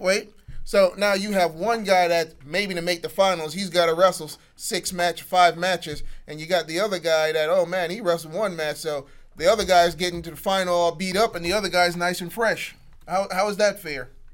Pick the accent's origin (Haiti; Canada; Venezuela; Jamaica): Jamaica; I'm Jamaican